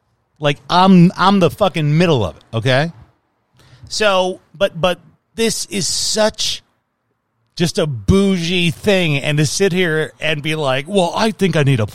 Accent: Chicago, Illinois, United States; now in Arizona, United States; I grew up in Chicago.

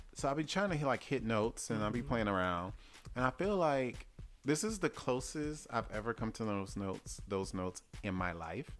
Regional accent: the South, United States; I'm from the South

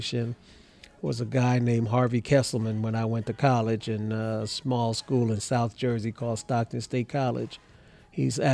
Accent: Kingston, Jamaica; now in Texas, United States; I'm a naturalized citizen. I was born in Kingston, Jamaica

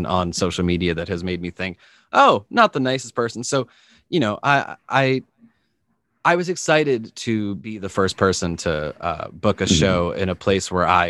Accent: Methuen, Massachusetts, United States; When I was a little kid, I grew up in Methuen, Massachusetts, which is on the border of Mass and New Hampshire

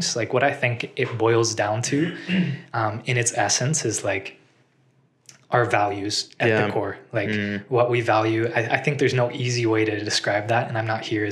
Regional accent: United States; moved away as an adult; now in Israel; I'm from the U.S. And I am currently living in Israel

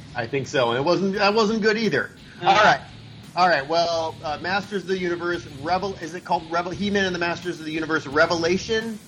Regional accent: Arizona, United States; I grew up in Arizona

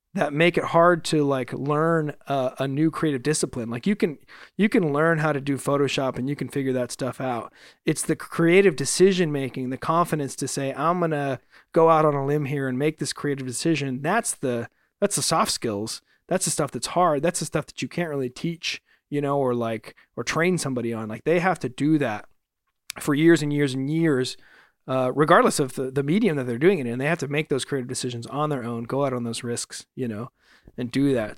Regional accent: Fresno, California, United States; now in Los Angeles, United States; back in my hometown recently in Fresno

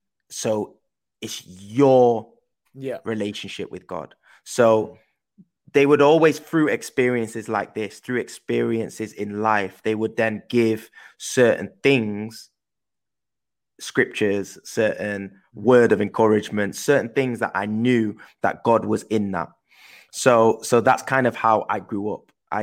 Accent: Manchester, North West England, United Kingdom; accent: English; also born or lived in Netherlands; I then moved from Holland to England. And that's why I've obviously got an English accent, because I grew up in Manchester in England.

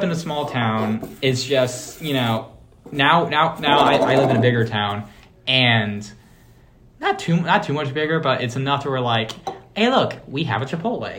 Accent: Brenham, Texas, United States; I grew up in Brenham, Texas, size about 17,000.

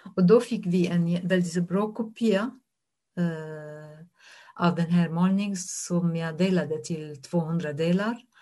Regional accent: Syria; Swedish is a second language; moved away as an adult; also born or lived in Damascus, Syria / Lebanon; now in Norrköping, Sweden; jag som en människa kommer från Syrien

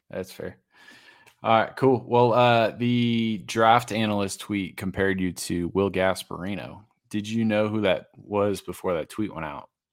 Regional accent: Massachusetts, United States; now in Denver, United States; I grew up in Massachusetts

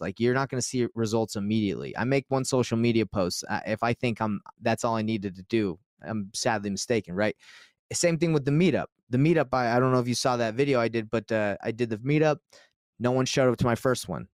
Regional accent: Utah, United States; I'm from Utah

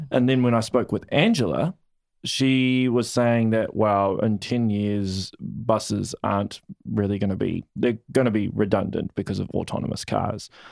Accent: Auckland, New Zealand; I'm originally from Auckland

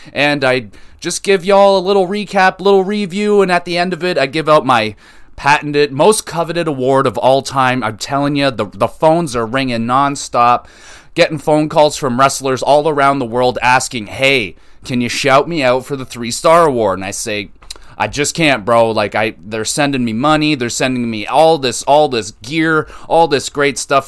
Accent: Canada; I'm not American. I'm Canadian

